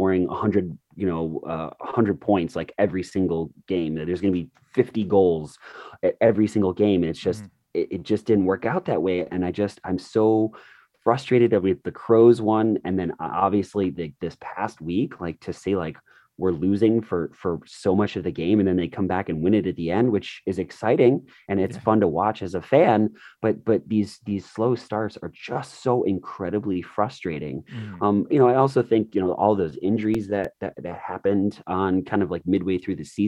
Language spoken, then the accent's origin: English; United States; I'm an American